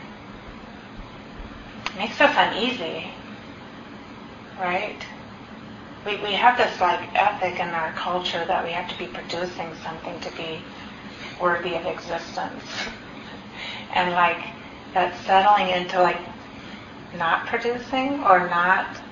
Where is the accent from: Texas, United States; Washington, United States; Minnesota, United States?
Minnesota, United States; moved away; When I grew up in Minnesota and I went to the University of Minnesota my first year